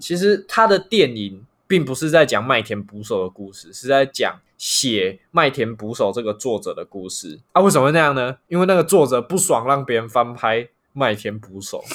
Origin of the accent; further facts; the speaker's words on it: Taiwan; 我们台湾人